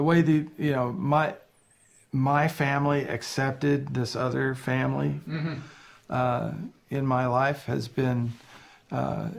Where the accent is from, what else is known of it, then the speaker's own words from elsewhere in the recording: Brandenburg, Kentucky, United States; moved away; my hometown. It's like Brandenburg, Kentucky.